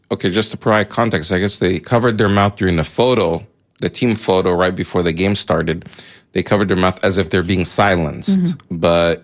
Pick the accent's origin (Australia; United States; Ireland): United States; also born or lived in Egypt; I remember growing up here, and I've said it here on the show before, that even when I was in high school, people asked me, because they know I'm from Egypt, or would hear I'm from Egypt